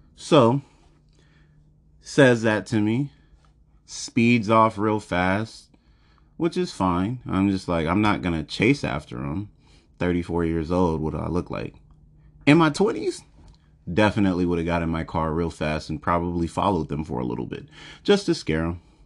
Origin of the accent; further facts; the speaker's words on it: United States; I was born and raised in America